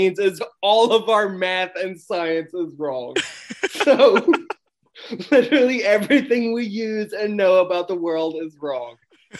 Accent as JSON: {"language": "English", "town": "New York City", "region": "New York", "country": "United States", "said": "I'm from Brooklyn."}